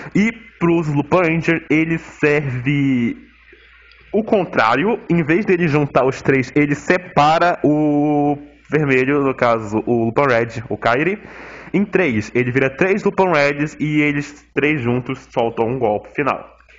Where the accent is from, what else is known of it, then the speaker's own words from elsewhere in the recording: Manaus, Amazonas, Brazil; eu sou de Manaus